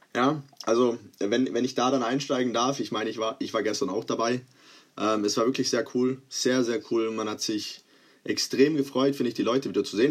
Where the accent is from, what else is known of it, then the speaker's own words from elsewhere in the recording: Croatia; ich bin Kroate, es ist wahrscheinlich inzwischen auch äh, mal deutlich geworden